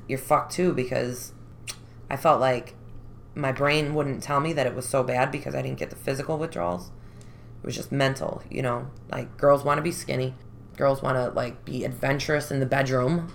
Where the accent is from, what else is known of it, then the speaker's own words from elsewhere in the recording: Chicago, Illinois, United States; I was born and raised Rogers Park